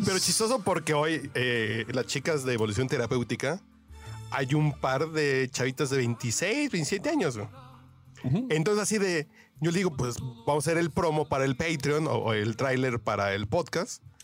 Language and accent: Spanish; Mexico City, Mexico; soy bien chilango, soy tacubaya